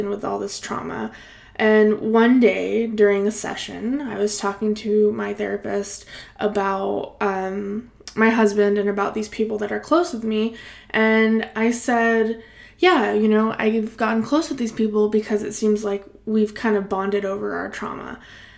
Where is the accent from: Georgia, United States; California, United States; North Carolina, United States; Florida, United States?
California, United States; Salinas Valley; now in Bay Area, United States; I grew up in the Salinas Valley, which is this beautiful little pocket of farm ag area, close to the Monterey Bay